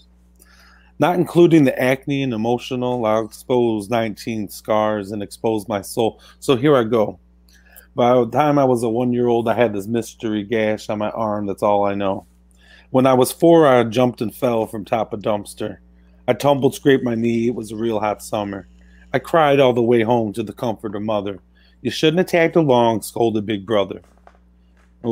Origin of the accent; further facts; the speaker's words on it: Cartersville, Illinois, United States; that's where I grew up in Cartersville, Illinois